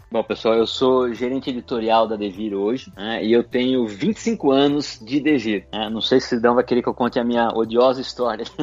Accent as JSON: {"language": "Portuguese", "town": "Piracicaba", "region": "São Paulo", "country": "Brazil", "said": "eu não sou de São Paulo, sou do interior, sou de Piracicaba"}